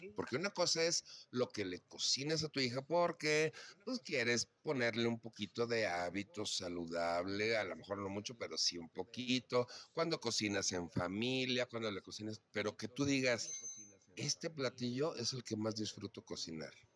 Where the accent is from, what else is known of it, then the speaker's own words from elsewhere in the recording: León, Guanajuato, Mexico; moved away; yo que crecí en León